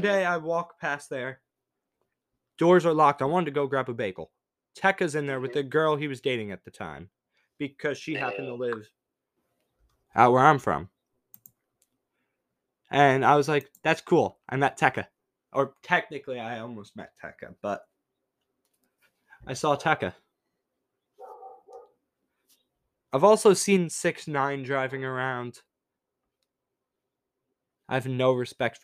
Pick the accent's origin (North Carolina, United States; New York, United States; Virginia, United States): New York, United States; Long Island; I'm from Long Island